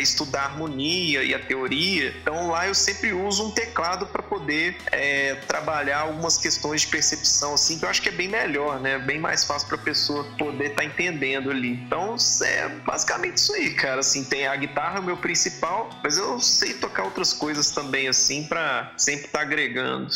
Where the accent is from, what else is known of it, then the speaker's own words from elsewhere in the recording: Belo Horizonte, Minas Gerais, Brazil; eu sou de Minas, eu sou de Belo Horizonte, só que eu não sou de Varginha.